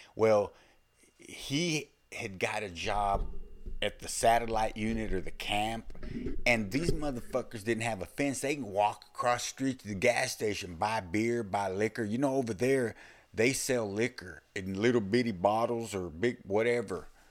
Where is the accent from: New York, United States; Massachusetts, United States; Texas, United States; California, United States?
Texas, United States; accent: Texas or the South; it's obvious I'm from Texas or the South or whatever